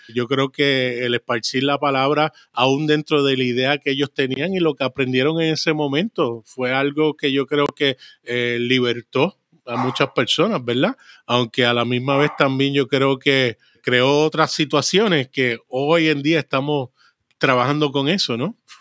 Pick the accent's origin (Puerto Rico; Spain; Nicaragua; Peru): Puerto Rico; also born or lived in Brooklyn, New York, United States / San Juan, Puerto Rico; nací en San Juan, Puerto Rico. A los tres años me fui para Brooklyn, New York.